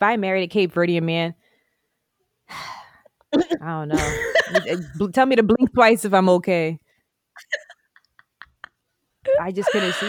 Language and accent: English; Jamaica; like, even being Black, like, there could be one person, I'm Jamaican, this person's Haitian.